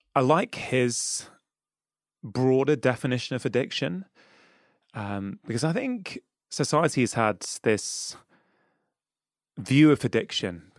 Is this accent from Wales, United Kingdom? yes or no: no; Manchester, North West England, United Kingdom; I grew up in Manchester, well, I grew up in, um, in South Manchester in Cheshire